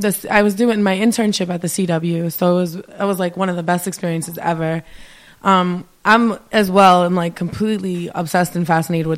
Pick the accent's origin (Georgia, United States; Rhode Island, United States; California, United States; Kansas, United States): Rhode Island, United States; Providence; I grew up in Providence, like around the Chalkstone area, but in high school I moved over here